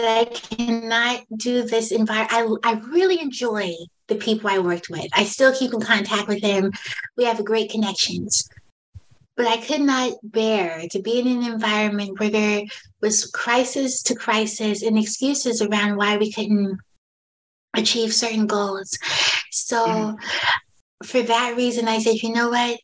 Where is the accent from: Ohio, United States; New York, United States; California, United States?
California, United States; San Francisco; now in San Bruno, United States; I'm from San Francisco